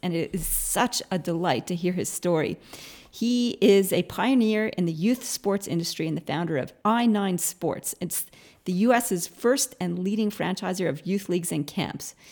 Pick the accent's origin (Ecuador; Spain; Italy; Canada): Canada; now in Australia; being a Canadian who went to Australia